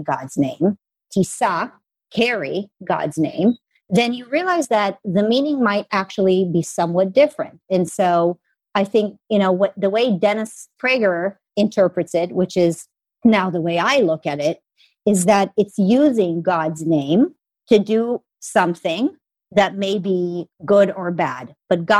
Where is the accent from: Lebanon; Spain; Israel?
Israel; moved away as an adult; also born or lived in Los Angeles, United States; now in United States; I'm an American that was raised in Israel.